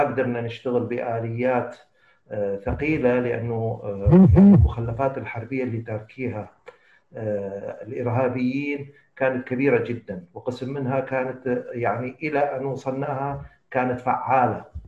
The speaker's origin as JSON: {"language": "Arabic", "town": "Mosul", "region": "Nineveh", "country": "Iraq", "tie": "born or raised there", "said": "انا ابن الموصل ولاده الموصل ودراسه الموصل وخريج الموصل"}